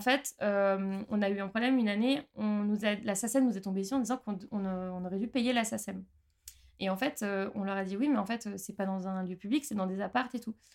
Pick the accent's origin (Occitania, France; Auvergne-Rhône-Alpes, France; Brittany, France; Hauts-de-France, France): Auvergne-Rhône-Alpes, France; Haute-Savoie; moved away as an adult; now in Strasbourg, France; moi ça fait 9 ans et demi que je suis à Strasbourg, je viens de Haute-Savoie à la base